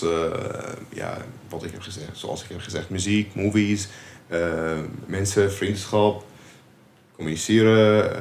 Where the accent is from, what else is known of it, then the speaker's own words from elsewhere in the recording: Syria; Dutch is a second language; moved away as an adult; now in Nijmegen, Netherlands; Ik kom uit Syrië. Eh, ik woon in Nederland sinds 2018.